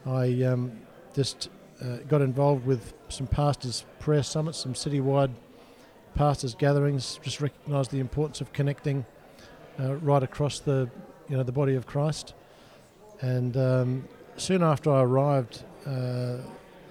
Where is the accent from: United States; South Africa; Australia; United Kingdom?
Australia; Adelaide, South Australia; moved away as an adult; now in Perth, Australia; I was born and bred in Adelaide, South Australia